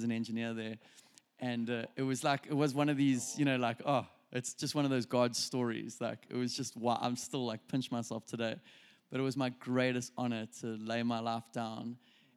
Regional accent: South Africa; moved away as an adult; also born or lived in Reading; we're from South Africa

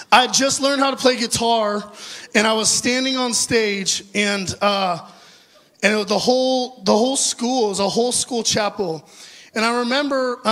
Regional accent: Orange County, California, United States; I grew up in Orange County, California, in an amazing, wonderful Christian home

